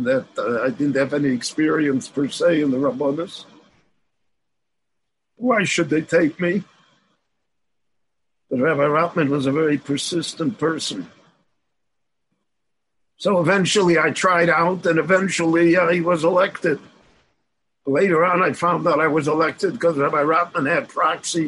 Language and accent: English; Chicago, Illinois, United States; moved away as an adult; now in Israel; I was born in Chicago. I lived in Chicago the first 30 years of my life.